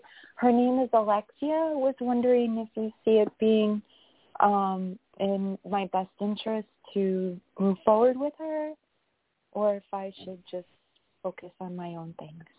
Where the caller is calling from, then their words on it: New York, United States; Hi, it's … from New York.